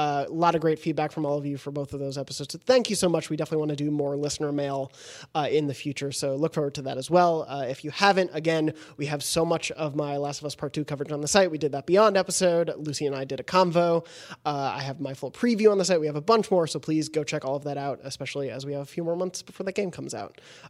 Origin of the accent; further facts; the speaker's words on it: South Africa; I'm from South Africa, so our academic year starts in January.